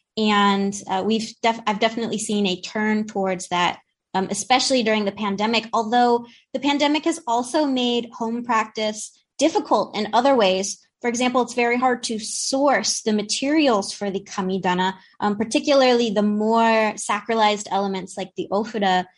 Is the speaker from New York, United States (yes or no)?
no; Trenton, New Jersey, United States; we're both from the Trenton area in New Jersey